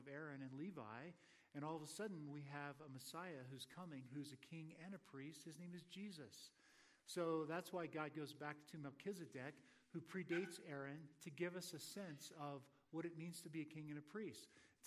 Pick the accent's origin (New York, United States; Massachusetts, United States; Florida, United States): Florida, United States; moved away; I'm from Florida.